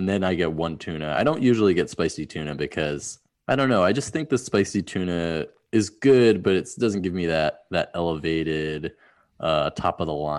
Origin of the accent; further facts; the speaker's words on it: New Hampshire, United States; New Hampshire.